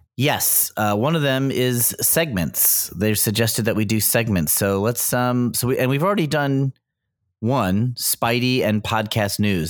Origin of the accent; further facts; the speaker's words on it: United States; I'm an American